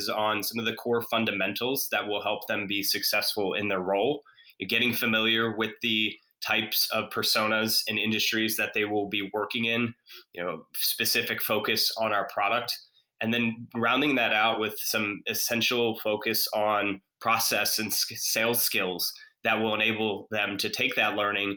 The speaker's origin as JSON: {"language": "English", "town": "Atlanta", "region": "Georgia", "country": "United States", "tie": "born or raised there", "moved": "yes", "lives_now": "Charlotte, United States", "said": "Grew up, born and raised in Atlanta, but proud to call Charlotte home now"}